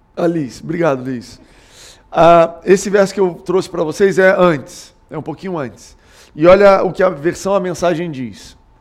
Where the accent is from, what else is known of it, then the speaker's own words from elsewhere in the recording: Goiás, Brazil; now in Rio de Janeiro, Brazil; eu sou goiano